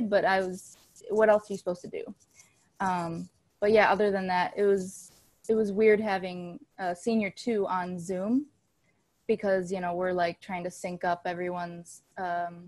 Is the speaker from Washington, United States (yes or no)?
no; Hustisford, Wisconsin, United States; now in Los Angeles, United States; I'm from Hustisford, Wisconsin.